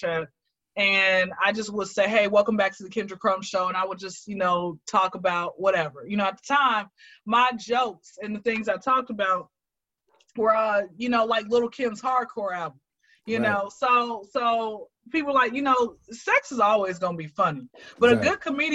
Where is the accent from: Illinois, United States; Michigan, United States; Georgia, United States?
Georgia, United States; Atlanta; I am from Atlanta. I've been here since I was zero